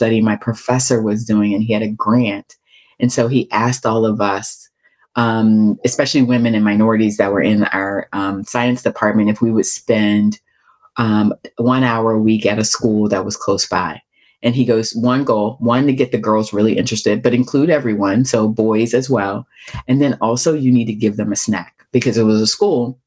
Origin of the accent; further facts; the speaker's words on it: Baltimore, Maryland, United States; I grew up in Baltimore, in a very rough time in Baltimore's history